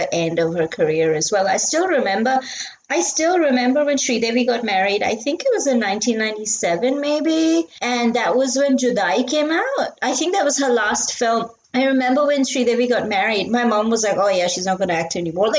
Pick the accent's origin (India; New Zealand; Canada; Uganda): India; I grew up in India in the 90s